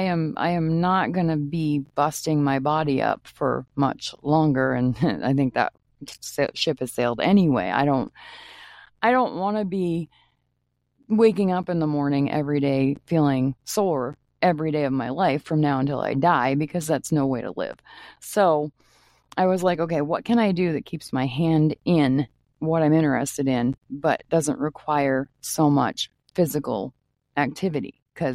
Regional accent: Maine, United States; And I'm hoping to talk to some people back home where I grew up in Maine too

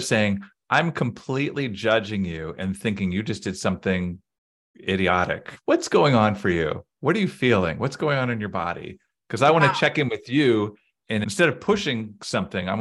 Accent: Boston, Massachusetts, United States; I grew up in the Boston area

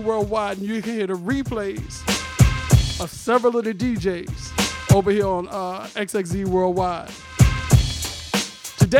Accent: Virginia, United States; moved away as an adult; now in California, United States; Born and raised in Virginia. Moved out to California about 4.5, 5 years ago

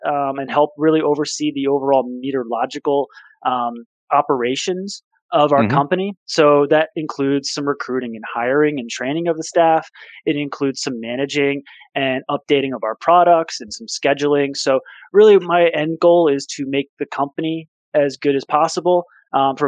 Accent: Northwest New Jersey, United States; growing up in Northwest New Jersey

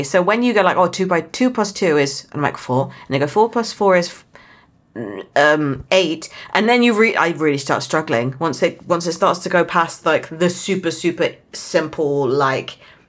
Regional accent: South West England, United Kingdom; But for my original accent where I'm from in Somerset, they add an L on the end.

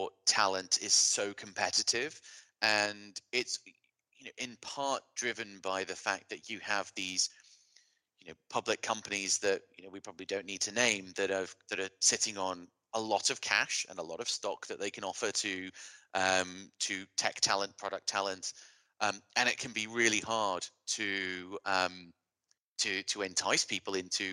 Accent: United Kingdom; as a Brit

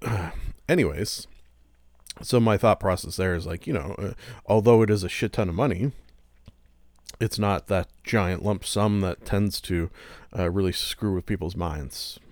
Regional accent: Canada; I am Canadian as well

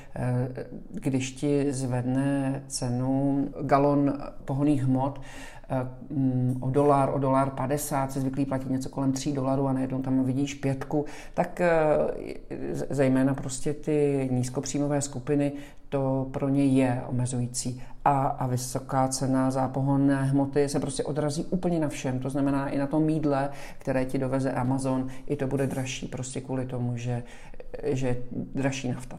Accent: Czechia; moved away as an adult; now in Miami, United States; jsem z České republiky

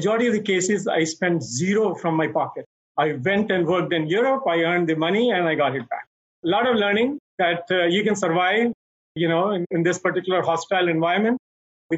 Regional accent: Delhi, India; moved away; I grew up in a business family in Delhi, in old Delhi, in Chandni Chowk, which is the heart of Delhi

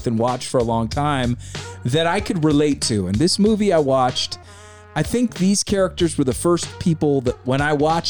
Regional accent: California, United States; We say hella out here in Cali.

